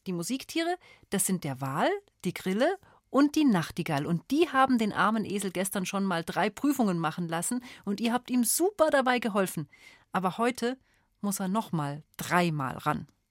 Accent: Bavaria, Germany; Bei uns in Bayern

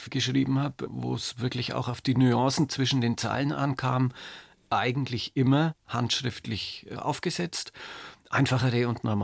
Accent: Nuremberg, Bavaria, Germany; ich bin ein Nürnberger Original und Oberbürgermeister im Ruhestand.

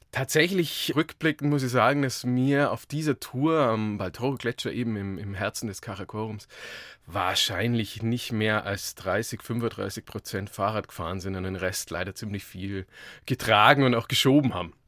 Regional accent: Augsburg, Bavaria, Germany; ich bin gebürtig aus Augsburg

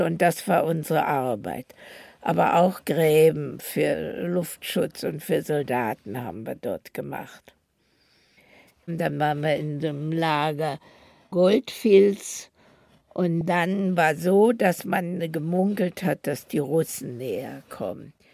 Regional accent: Berlin, Germany; so sind wir also in Berlin, wo ich geboren bin, geblieben

